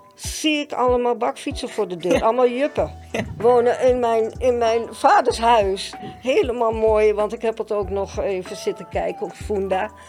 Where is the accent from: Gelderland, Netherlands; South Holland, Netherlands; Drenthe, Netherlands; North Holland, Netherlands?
North Holland, Netherlands; Amsterdam; Ik ben geboren en getogen in Amsterdam